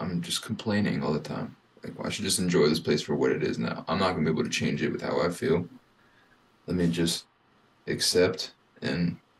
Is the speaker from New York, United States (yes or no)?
no; Apex, North Carolina, United States; I grew up in Apex, so it's like right outside of Raleigh.